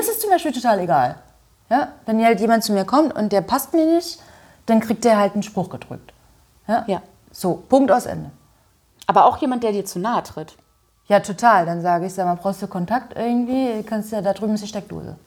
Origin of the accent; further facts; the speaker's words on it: Görlitz, Saxony, Germany; moved away as an adult; now in Berlin, Germany; In Görlitz, in meiner Heimatstadt